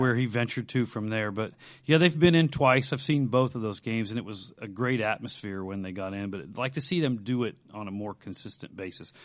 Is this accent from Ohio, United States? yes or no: yes; Dayton, Ohio, United States; grew up in East Dayton, two blocks away from the Blonde Bomber, Al Berkey